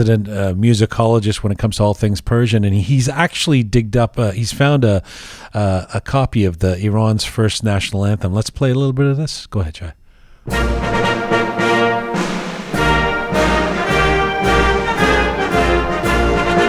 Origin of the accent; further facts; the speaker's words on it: England, United Kingdom; moved away; also born or lived in Canada; I grew up learning God Save the Queen in England